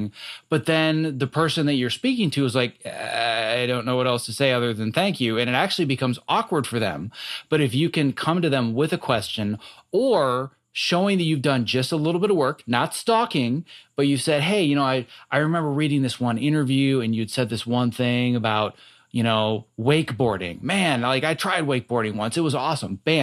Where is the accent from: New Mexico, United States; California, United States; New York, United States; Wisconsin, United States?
Wisconsin, United States; born or raised there; moved away